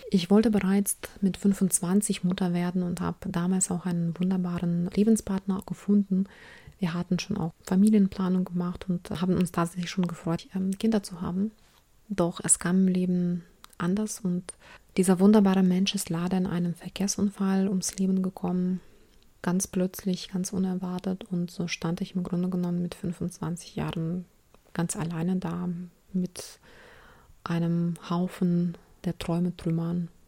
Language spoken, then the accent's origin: German; Ukraine; Krieg in der Ukraine, weil ich selbst ursprünglich aus der Ukraine komme. Insofern geht es hier um meine Heimat und mein Herz blutet jeden Tag wegen aller Gräueltaten, die da momentan passieren.